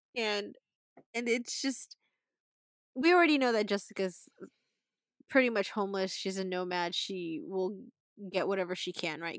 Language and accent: English; Philippines; we're Filipino